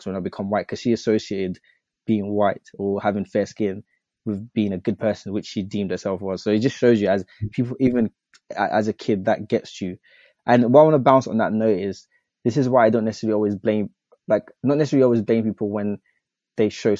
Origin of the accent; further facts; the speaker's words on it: United Kingdom; I'm a British citizen